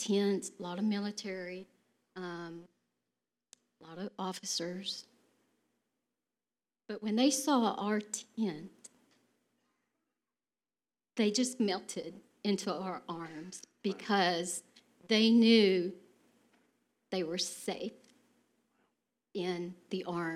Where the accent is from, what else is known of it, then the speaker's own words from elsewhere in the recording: Texas, United States; accent: Texas; my Texas accent